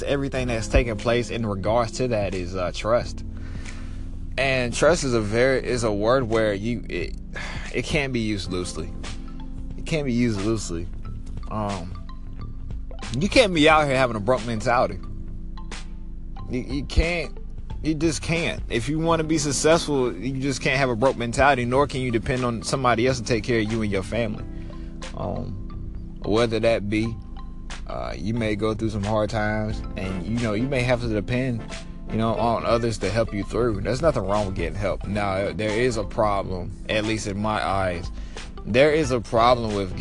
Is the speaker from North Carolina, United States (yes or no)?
yes; Eastern North Carolina, United States; now in Dallas, United States; I am from Eastern North Carolina, but I currently live in Dallas